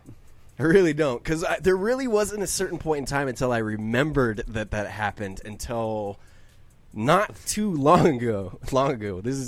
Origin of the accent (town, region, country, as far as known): Colorado, United States; born or raised there